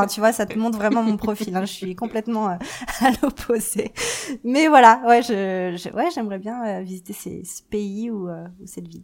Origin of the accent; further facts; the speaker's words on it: Paris, Île-de-France, France; moved away as an adult; also born or lived in Vancouver, Canada; now in Calgary, Canada; je je suis née, j'ai grandi à Paris.